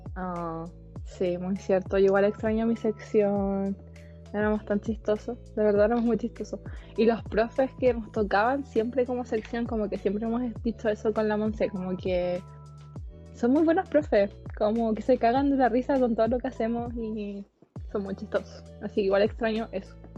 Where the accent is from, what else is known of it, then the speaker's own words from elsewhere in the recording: San Pedro, Chile; soy de San Pedro, al igual que Juanito